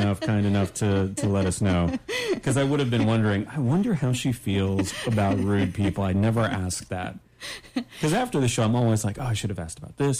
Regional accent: Canada; I'm Canadian.

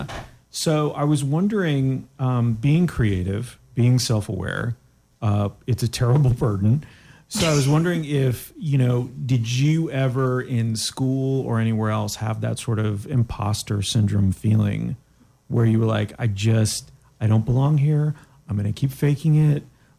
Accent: Canada; I'm Canadian, so I don't understand your ways, your American ways.

